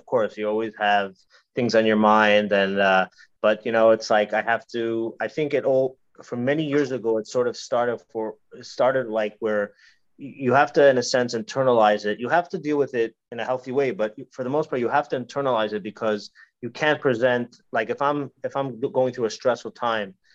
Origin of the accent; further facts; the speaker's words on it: New York, United States; moved away; I used to live in New York. I'm originally from New York.